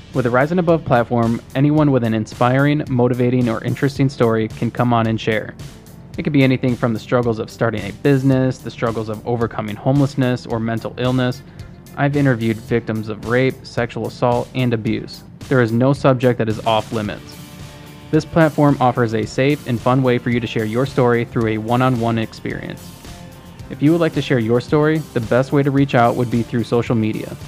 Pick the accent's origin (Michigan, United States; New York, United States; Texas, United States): Michigan, United States; Charlotte; I also kinda grew up in Charlotte